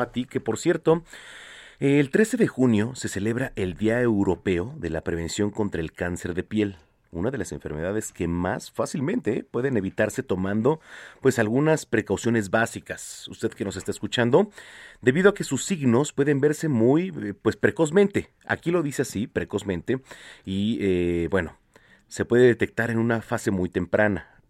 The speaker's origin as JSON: {"language": "Spanish", "country": "Mexico", "said": "como mexicanos"}